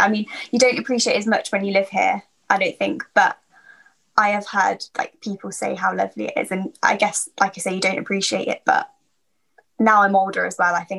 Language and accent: English; Market Harborough, East Midlands, United Kingdom; So I live in Leicestershire, a town called Market Harborough. I was born here, lived here my whole life. I'm still living at home with my parents. I am moving out in, hopefully in April.